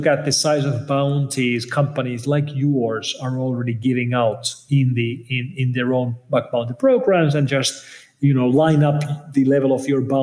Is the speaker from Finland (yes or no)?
yes; Finland; I'm coming from Finland, which is where Linus Torvalds of Linux fame is from